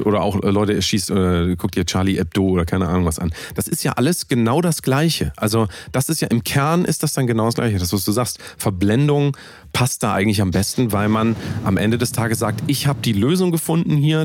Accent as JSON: {"language": "German", "country": "Germany", "said": "ich bin ja Deutscher"}